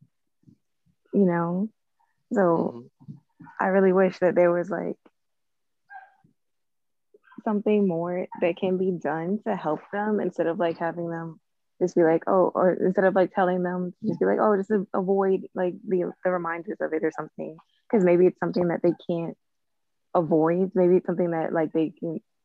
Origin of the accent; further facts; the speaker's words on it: New York City, New York, United States; I'm from Brooklyn.